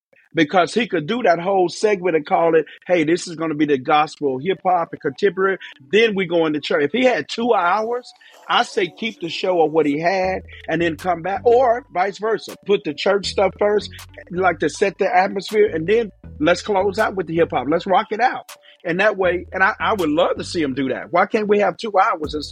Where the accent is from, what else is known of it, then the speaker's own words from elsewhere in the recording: Memphis, Tennessee, United States; I'm from Memphis, Tennessee, but I traveled around the whole country